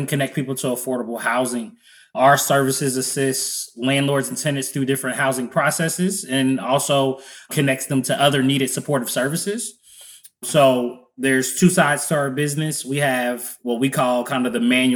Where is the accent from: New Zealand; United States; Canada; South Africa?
United States; Cincinnati, Ohio; also born or lived in Columbus, Ohio; born and raised in Cincinnati, Ohio.